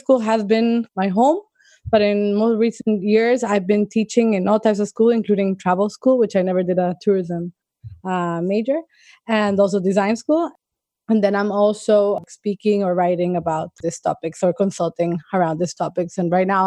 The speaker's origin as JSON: {"language": "English", "country": "El Salvador", "tie": "born or raised there", "said": "I grew up in El Salvador"}